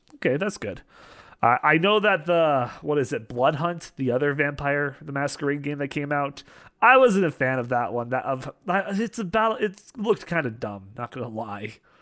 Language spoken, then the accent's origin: English; Western Canada, Canada; As a fellow Canadian, uh, out in the western part of Canada